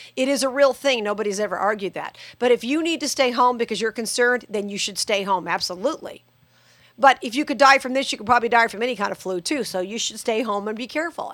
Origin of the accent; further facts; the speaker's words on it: Las Vegas, Nevada, United States; Vegas is my hometown